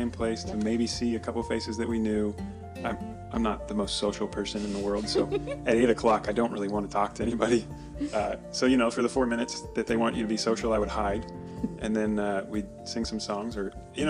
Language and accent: English; Portland, Oregon, United States; we grew up here.